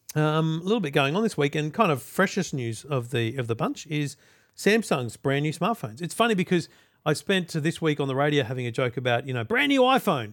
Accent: Redcliffe, Queensland, Australia; moved away; I grew up in Redcliffe and went to Huffy Bonk State School

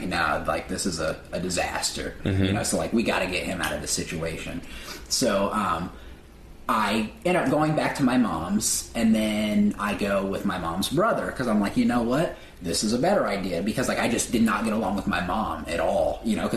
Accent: Terre Haute, Indiana, United States; moved away as an adult; now in Los Angeles, United States; I'm from Terre Haute, Indiana, which is a very small town.

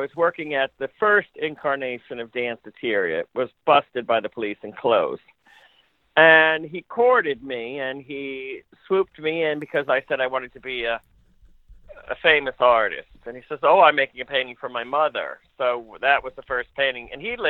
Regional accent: Syracuse, New York, United States; moved away as an adult; now in New York City, United States; from my hometown in Syracuse

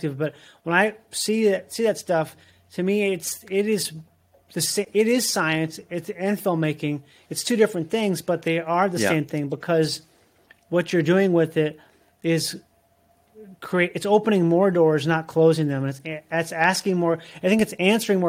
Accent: Minnesota, United States; moved away as an adult; also born or lived in Florida; I grew up in Minnesota

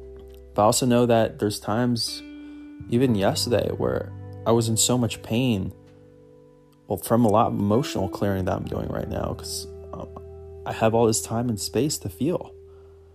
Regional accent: Philadelphia, Pennsylvania, United States; Every little thing that I love in my hometown

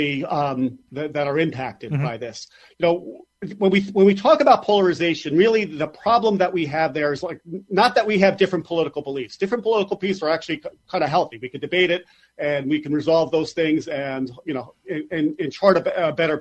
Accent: New York, United States; as a New Yorker

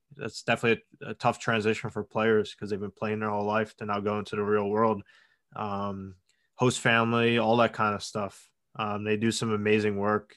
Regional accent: Long Island, New York, United States; I'm from Long Island, New York. uh, about twenty miles outside of New York City

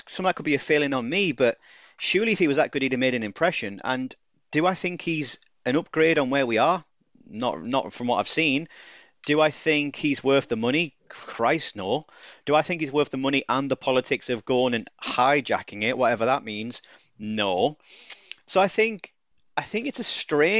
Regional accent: United Kingdom; I'm too British.

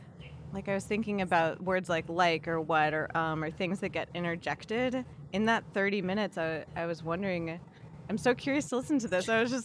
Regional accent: San Fernando Valley, California, United States; accent: Valley Girl; I'm from the Valley, so I don't know how to unlike my speech, basically.

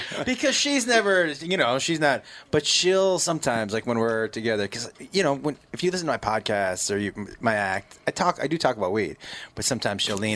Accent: Massachusetts, United States; moved away; I grew up in Massachusetts

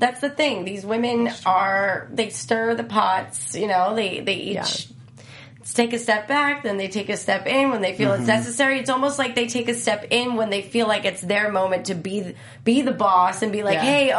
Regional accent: New Jersey, United States; I'm not from Staten Island. I'm from Jersey.

